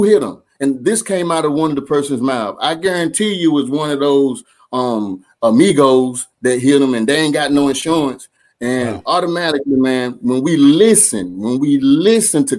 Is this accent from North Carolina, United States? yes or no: yes; Durham, North Carolina, United States; growing up in Durham, North Carolina, and I grew up, man, in the projects